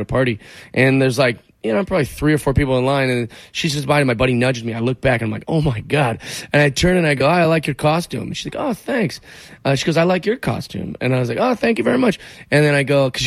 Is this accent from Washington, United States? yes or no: yes; Seattle, Washington, United States; I was born and raised in Seattle, big Seahawks fan